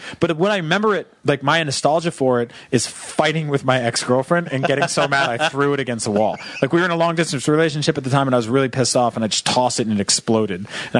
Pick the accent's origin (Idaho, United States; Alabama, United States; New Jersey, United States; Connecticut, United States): Connecticut, United States; used to summer in my hometown in Connecticut.